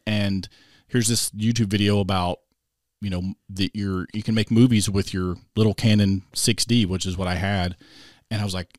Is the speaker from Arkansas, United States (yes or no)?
yes; Arkansas, United States; now in Springfield, United States; I grew up down in Arkansas, close to Hot Springs.